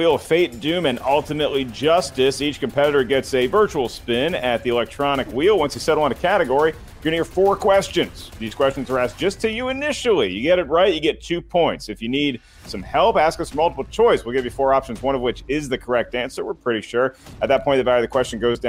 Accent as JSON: {"language": "English", "town": "Winston-Salem", "region": "North Carolina", "country": "United States", "tie": "born or raised there", "said": "I was born in Winston-Salem, home of Krispy Kreme donuts"}